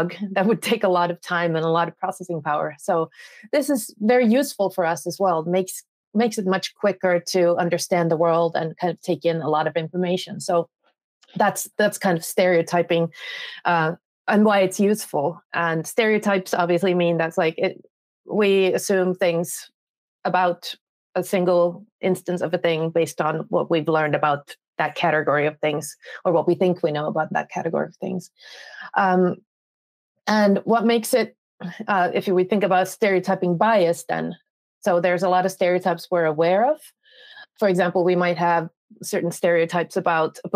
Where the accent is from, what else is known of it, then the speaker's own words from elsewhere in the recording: Finland; I am from Finland